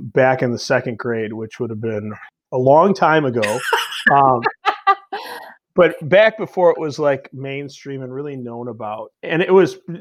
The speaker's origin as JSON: {"language": "English", "town": "Elgin", "region": "Illinois", "country": "United States", "tie": "born or raised there", "said": "I was born and raised in Elgin, so it's not like the toughest town in the world"}